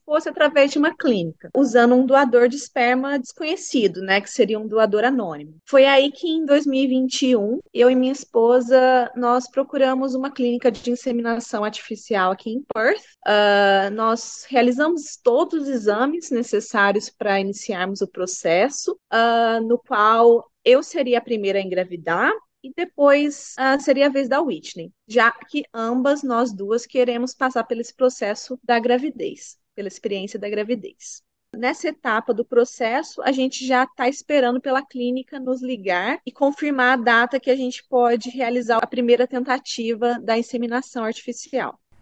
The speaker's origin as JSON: {"language": "Portuguese", "country": "Brazil", "moved": "yes", "lives_now": "Bunbury, Australia", "said": "Eu sou brasileira"}